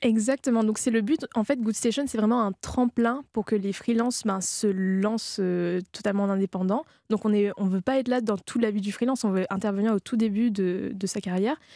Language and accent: French; Réunion; je viens de l'île de la Réunion